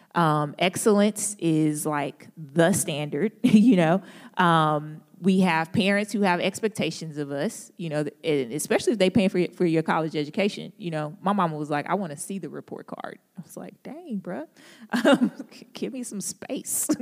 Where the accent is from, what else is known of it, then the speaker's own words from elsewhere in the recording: St. Louis, Missouri, United States; accent: country grammar; now in Durham, United States; I'm from Saint Louis